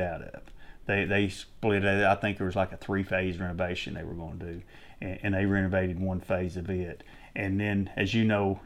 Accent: Sweetwater, United States; I was born and raised here in Sweetwater, played sports at high school here

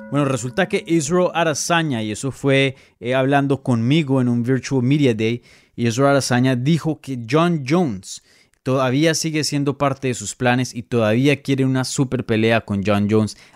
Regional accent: Colombia; Yo soy de Colombia, ….

